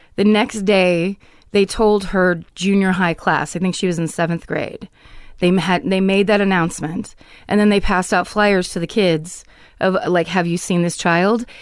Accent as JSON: {"language": "English", "town": "Petaluma", "region": "California", "country": "United States", "tie": "born or raised there", "said": "I grew up in Petaluma"}